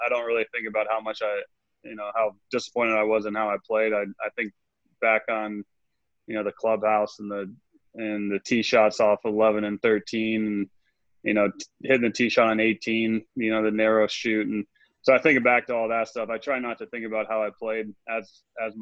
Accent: Virginia, United States; growing up in Virginia

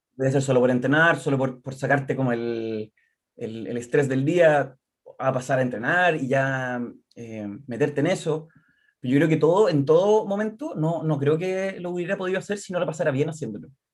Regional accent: Concepción, Biobío, Chile; soy de acá de Concepción, eh, de siempre

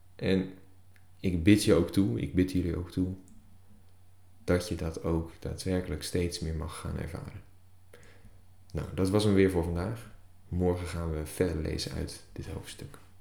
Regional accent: Netherlands; als Nederlanders

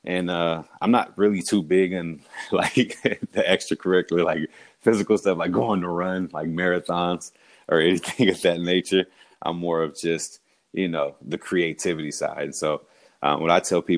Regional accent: California, United States; also born or lived in Houston, Texas / Utah; I'm from California, raised there, but born in Houston, from California

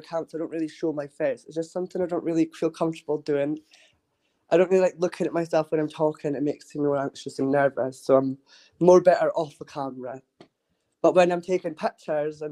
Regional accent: Dundee, Scotland, United Kingdom; I'm from Dundee in Scotland.

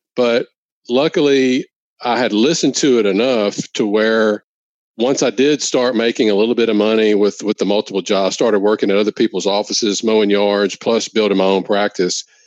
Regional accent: Louisiana, United States; come back to work in my hometown in Louisiana

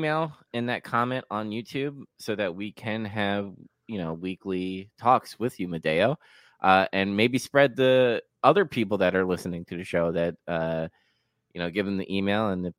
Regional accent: Singapore; Not sure if you know, but I'm from Singapore.

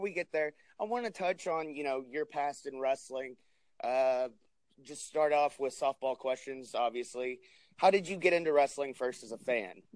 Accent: New Jersey, United States; moved away; also born or lived in Arkansas; I grew up in New Jersey, so I watched a lot of ECW

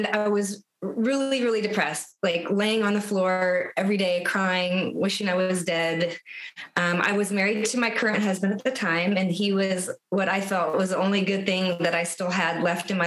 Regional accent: San Antonio, Texas, United States; moved away as an adult; also born or lived in Austin, Texas; now in Omaha, United States; So I grew up in San Antonio, Texas. And then I lived in Austin since 2004

